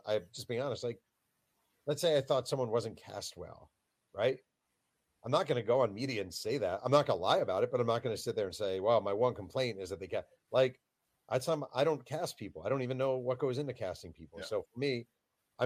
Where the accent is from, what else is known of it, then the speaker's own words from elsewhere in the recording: New York, United States; growing up in New York